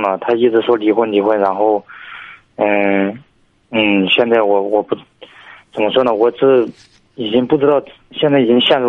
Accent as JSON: {"language": "Chinese", "region": "Hubei", "country": "China", "said": "我是湖北的。"}